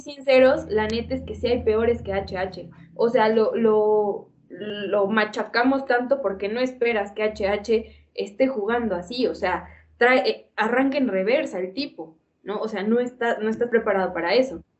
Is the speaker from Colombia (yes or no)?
no; Mexico; como cualquier mexicano y cualquier mexicana